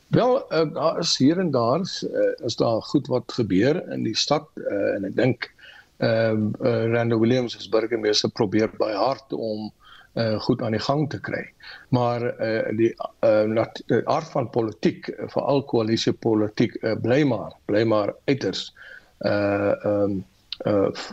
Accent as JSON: {"language": "Afrikaans", "country": "South Africa", "said": "ons as Suid-Afrikaners"}